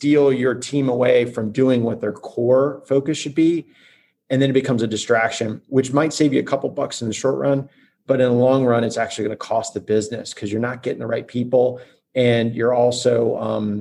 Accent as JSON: {"language": "English", "town": "Orlando", "region": "Florida", "country": "United States", "tie": "born or raised there", "said": "I grew up in Orlando. I'm homegrown"}